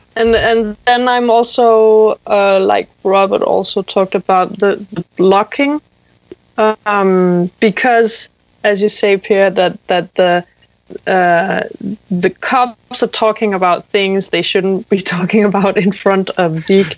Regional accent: Zealand, Denmark; I'm calling from the middle of nowhere in a, near a small town called Faxe in Denmark

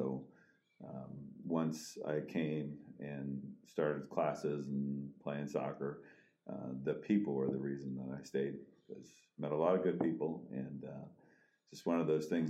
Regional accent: Minnesota, United States; moved away as an adult; now in Nebraska, United States; I grew up in Minnesota

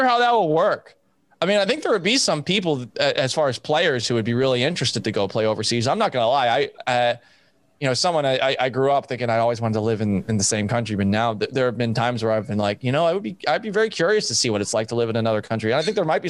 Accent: Massachusetts, United States; moved away; also born or lived in Houston; growing up in Massachusetts

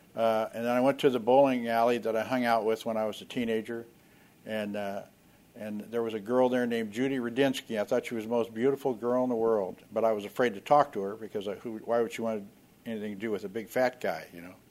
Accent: Oakland, California, United States; I was born in Oakland, California.

